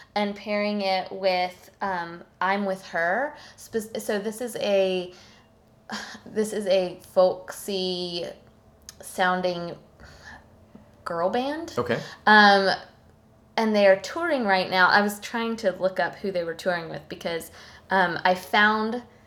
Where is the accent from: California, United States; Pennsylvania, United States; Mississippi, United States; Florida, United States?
Florida, United States; Tallahassee; now in Thomasville, United States; nearby Tallahassee, Florida. Mm-hmm my hometown